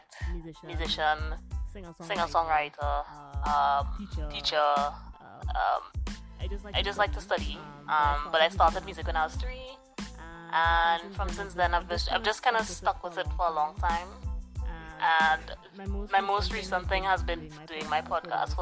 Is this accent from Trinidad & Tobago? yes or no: yes; Trinidad & Tobago; also born or lived in Azerbaijan; I was born and raised in Trinidad